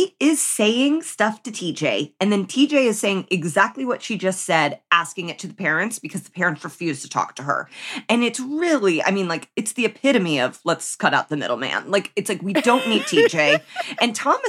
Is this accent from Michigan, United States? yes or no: no; Indianapolis, Indiana, United States; when I went to college and I would tell people I was from Indianapolis